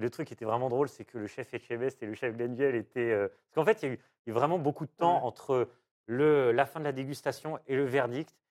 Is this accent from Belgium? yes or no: no; Diou, Auvergne-Rhône-Alpes, France; ma maîtresse de, maternelle quand j'étais petit à Diou